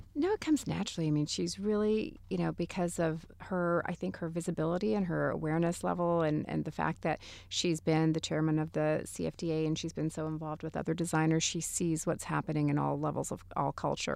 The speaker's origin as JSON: {"language": "English", "region": "Texas", "country": "United States", "tie": "born or raised there", "also_born_or_lived": "Hollywood, California / Mexico City, Mexico", "moved": "yes", "said": "having grown up in Texas at the time that I was raised in Texas"}